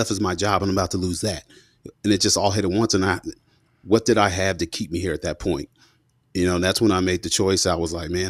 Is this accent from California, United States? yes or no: no; Fort Knox, Kentucky, United States; born there; So you know, I was born in Fort Knox, Kentucky, 1984, and my dad, both my mom and dad, are from Mississippi in the Mississippi Delta, in uh, Bolivar County.